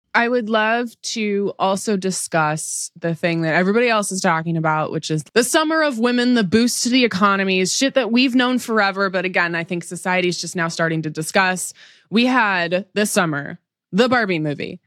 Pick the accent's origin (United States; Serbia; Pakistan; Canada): United States; Seattle, Washington; I grew up in the Seattle area.